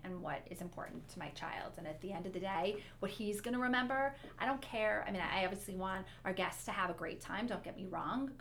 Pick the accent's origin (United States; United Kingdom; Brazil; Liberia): United States; Detroit, Michigan; we grew up in Detroit